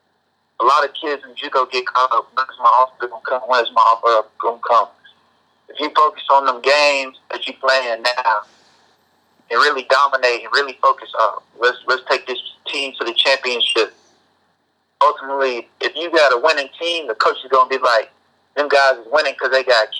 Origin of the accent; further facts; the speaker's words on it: Oklahoma, United States; moved away as an adult; now in Utah, United States; I'm from Oklahoma